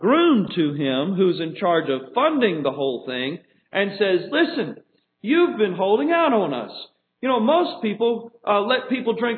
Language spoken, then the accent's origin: English; New Orleans, Louisiana, United States; moved away; I come from New Orleans. It's a very different culture there than it is here.